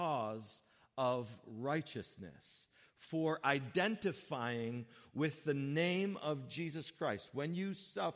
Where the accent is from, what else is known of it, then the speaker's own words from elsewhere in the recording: United States; we, as generally speaking, as American people